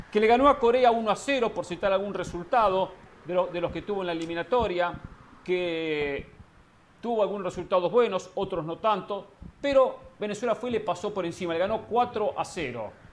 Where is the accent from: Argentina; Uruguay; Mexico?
Argentina; Pero los que hablan de Argentina y la colocan como campeón del mundo, como candidato a campeón del mundo, no somos los argentinos, Carolina.